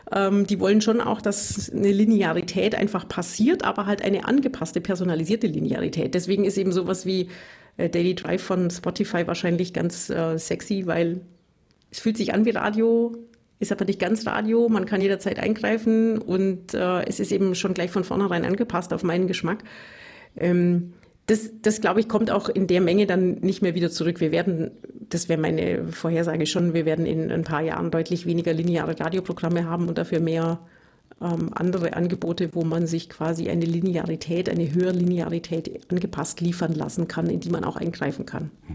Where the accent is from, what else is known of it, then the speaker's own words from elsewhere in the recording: Bavarian Swabia, Germany; accent: Bavarian Swabian, rolled R; moved away as an adult; now in Tübingen, Germany; ich komme aus Bayerisch-Schwaben, wie man am rollenden R vielleicht hört